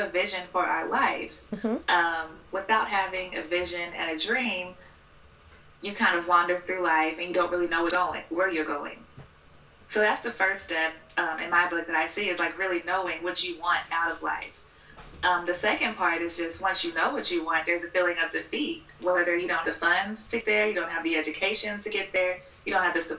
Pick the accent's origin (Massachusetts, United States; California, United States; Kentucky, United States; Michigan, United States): Kentucky, United States; Louisville; moved away as an adult; also born or lived in Cincinnati; now in Washington, D.C., United States; I'm from Louisville, Kentucky. Uh-huh. I was born and raised there.